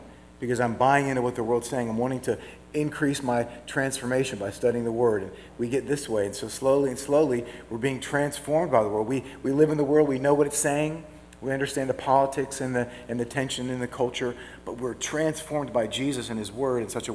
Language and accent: English; Orlando, Florida, United States; now in Memphis, United States; I grew up in Orlando, and Orlando was a little cow town before Walt Disney World came